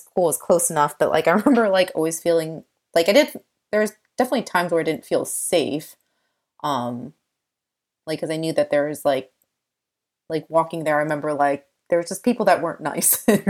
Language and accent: English; United States; And I think that growing up in America, like there's just certain things that are just quote unquote weird to someone who doesn't grow up in an Asian household.